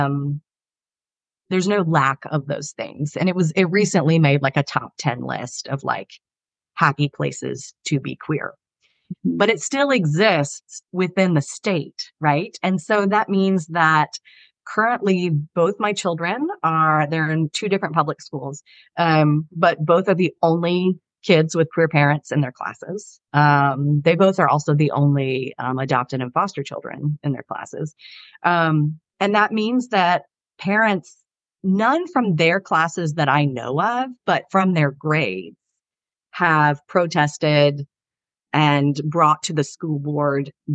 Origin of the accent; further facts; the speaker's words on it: the South, United States; I'm from the South